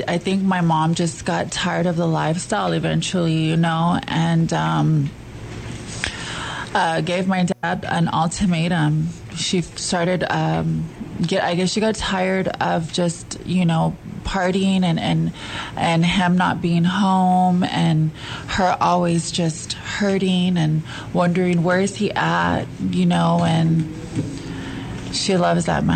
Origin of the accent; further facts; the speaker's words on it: San Angelo, Texas, United States; I am from San Angelo, Texas